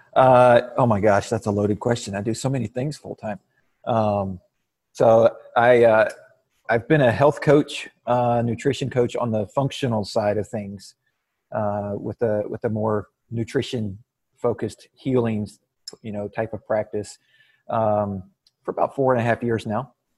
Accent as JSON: {"language": "English", "town": "Waco", "region": "Texas", "country": "United States", "said": "I'm from Waco, Texas"}